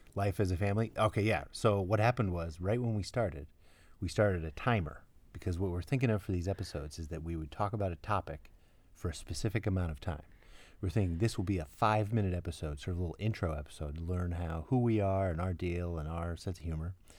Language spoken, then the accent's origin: English; New York City, New York, United States; We're from Brooklyn